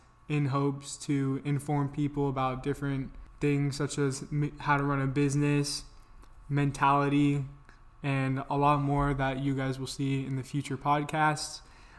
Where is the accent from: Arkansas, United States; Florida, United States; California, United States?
Florida, United States; Central; I'm 18, born and raised in Central Florida